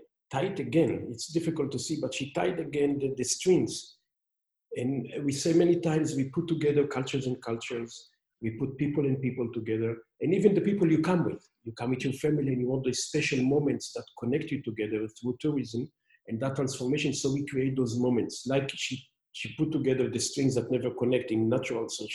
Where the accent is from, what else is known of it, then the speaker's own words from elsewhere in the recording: Israel; moved away as an adult; now in Kyoto, Japan; originally I'm from Israel and I'm more than 25 years, almost 27 years in Japan